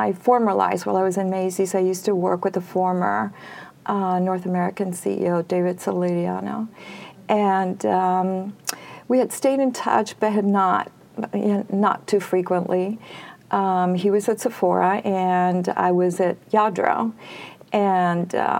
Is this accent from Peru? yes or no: yes; Peru; moved away; I was born and raised in Peru, South America